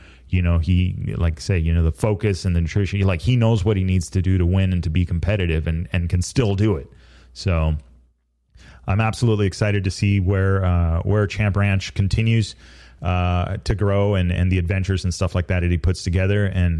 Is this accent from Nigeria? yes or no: no; Baja California, Mexico; Like, growing up in Baja to me and watching these guys ride and watching him ride.